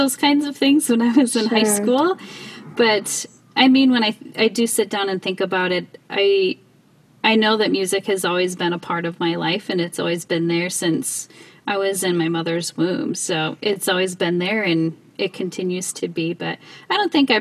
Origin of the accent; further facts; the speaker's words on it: South Dakota, United States; I grew up in South Dakota